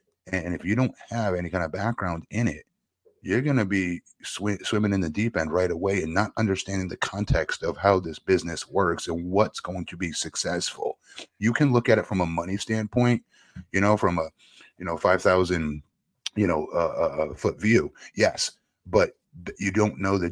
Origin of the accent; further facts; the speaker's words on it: Florida, United States; here in my home state of Florida